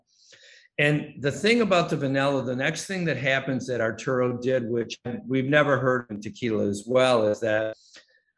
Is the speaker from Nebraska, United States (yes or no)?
no; Detroit, Michigan, United States; I grew up in Detroit